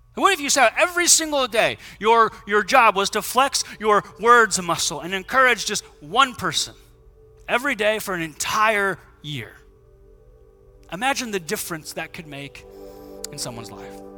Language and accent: English; United States; as American Christians